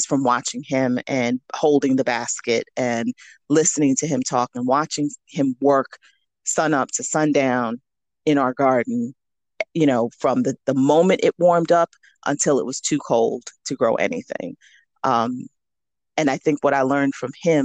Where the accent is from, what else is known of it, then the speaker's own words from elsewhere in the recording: New York City, New York, United States; So I grew up in New York City and went to school for my master's and my doctorate in New York City.